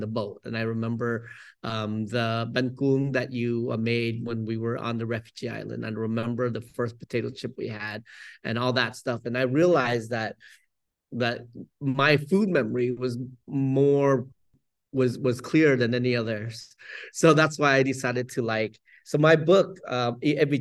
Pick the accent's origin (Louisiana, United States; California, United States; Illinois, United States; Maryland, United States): California, United States; San Jose; also born or lived in Vietnam; now in Oakland, United States; growing up in San Jose